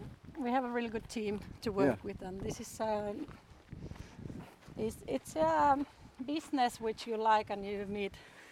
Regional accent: Hamina, Kymenlaakso, Finland; English is a second language; now in Helsinki, Finland; I'm from southeast part of Finland, Hamina, okay. Which is like 1.5 hour drive from here.

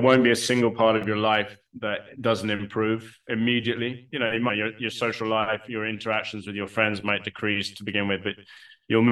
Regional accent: United Kingdom; I'm British and I'm based in the UK

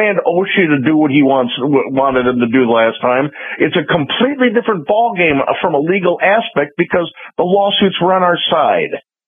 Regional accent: Chicago, Illinois, United States; now in Florida, United States; I grew up in Chicago.

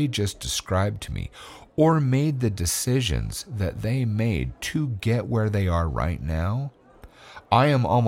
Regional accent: California, United States; born there; moved away; because I was born in California where everyone said what they meant. And then I moved to another state where nobody said what they meant.

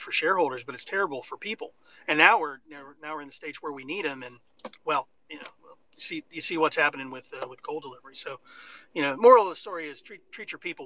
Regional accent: Fairmont, West Virginia, United States; I grew up in Fairmont, West Virginia

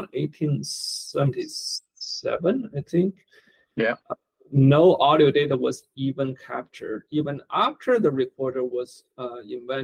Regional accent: Beijing, China; moved away as an adult; also born or lived in Stanford, California / Palo Alto, California / Mountain View, California; now in United States; I was born in Beijing, China. I grew up there, studied computer science in college. Then I came to America in 1991.

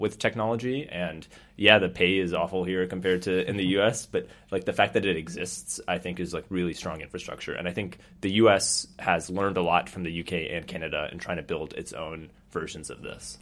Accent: United States; also born or lived in South Bend, Indiana; I was born and raised in the U S

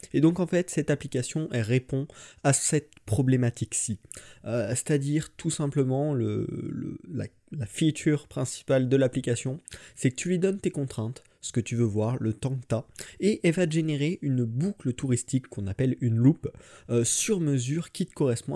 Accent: Limoges, Nouvelle-Aquitaine, France; moved away as an adult; now in Saint-Mandé, France; je viens de Limoges, maintenant je suis à Saint-Mandé, juste à côté de Paris, euh, pour mes études

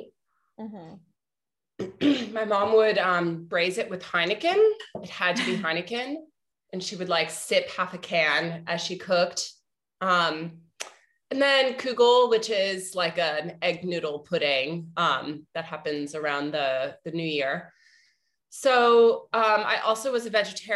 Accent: Arlington, Virginia, United States; moved away; also born or lived in New York; I grew up in Arlington, Virginia

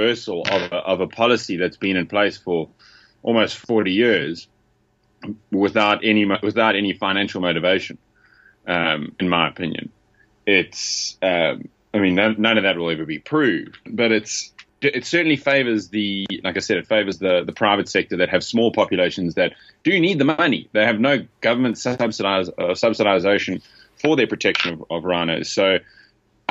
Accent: KwaZulu-Natal, South Africa; I'm from KwaZulu-Natal, which is just south and east of the Kruger National Park. It's the most coastal eastern province of South Africa.

